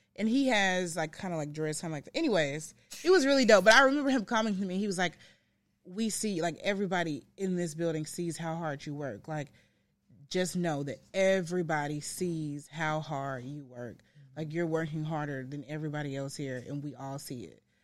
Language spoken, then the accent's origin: English; Memphis, Tennessee, United States; also born or lived in Blytheville, Arkansas / San Antonio, Texas; I came to Memphis when I was about seven.